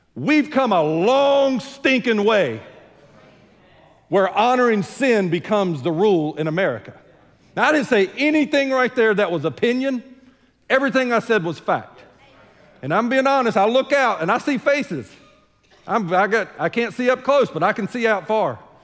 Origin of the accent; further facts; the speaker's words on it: United States; I'm American true and true and through and through